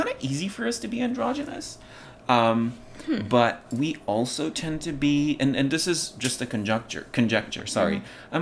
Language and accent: English; Pakistan; born or raised there; English is a second language; moved away as an adult; also born or lived in Kabul, Afghanistan; now in United States